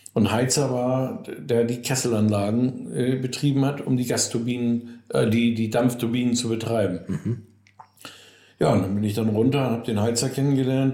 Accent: Cuxhaven, Lower Saxony, Germany; bei uns in Cuxhaven Nordholz

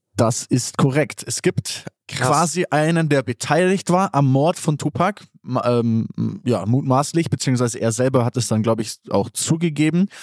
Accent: Allgäu, Bavaria, Germany; ich komme aus dem Allgäu

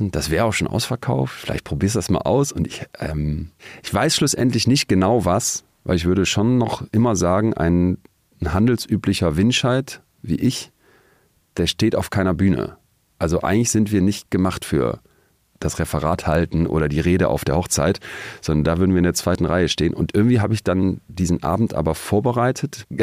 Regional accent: Solingen, North Rhine-Westphalia, Germany; moved away as an adult; now in Münster, Germany; Wir haben dann in Münster, wo ich fürs Studium hingegangen bin, aus Solingen, ähm, Studiepartys dann organisiert.

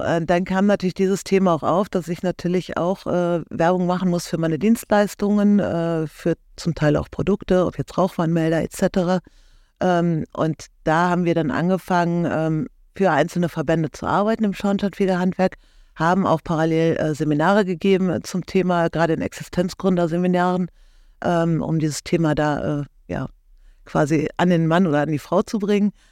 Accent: Cologne, North Rhine-Westphalia, Germany; ich komme aus Köln oder beziehungsweise unsere Firma sitzt in Köln

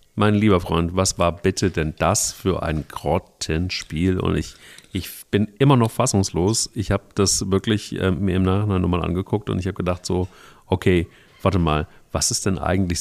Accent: Hesse, Germany; bei uns in Hessen

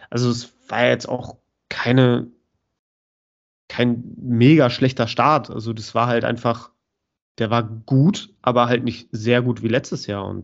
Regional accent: Cologne, North Rhine-Westphalia, Germany; ich als Kölner mit vielen FC-Fans um mich herum

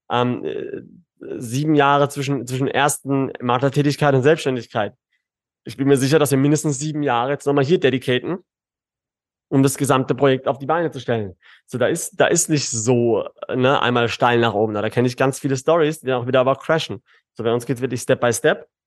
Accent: Karlsruhe, Baden-Württemberg, Germany; now in Dubai, United Arab Emirates; Ich, ich natürlich Karlsruhe, Baden-Württemberg, äh, Süddeutschland ist ist meine ist meine Heimat, ne?

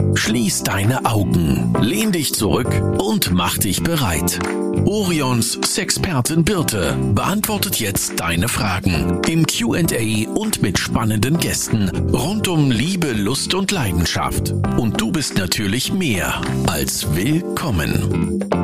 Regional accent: Northern Germany, Germany; wir kommen ja jetzt auch aus dem Norden. Wir sind ja auch ein bisschen abgehärtet hier

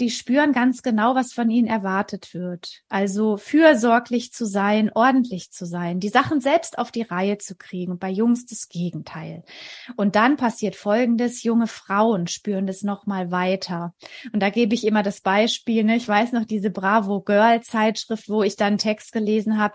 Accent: near Stuttgart, Baden-Württemberg, Germany; Ich komme aus der Nähe von Stuttgart. Ich lebe hier mit meinem Mann und unseren drei Kindern

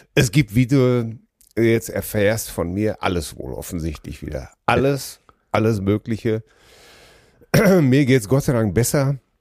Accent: Ruhr area, North Rhine-Westphalia, Germany; wir sind doch alle groß geworden im Ruhrgebiet

